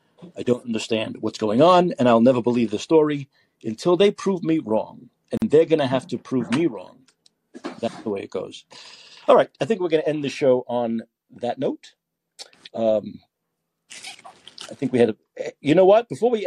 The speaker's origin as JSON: {"language": "English", "region": "New York", "country": "United States", "tie": "born or raised there", "said": "There was a guy growing up in New York."}